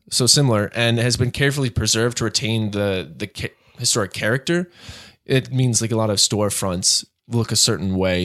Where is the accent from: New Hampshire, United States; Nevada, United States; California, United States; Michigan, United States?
New Hampshire, United States; Hampstead; now in New York, United States; a person who I grew up with in Hampstead, New Hampshire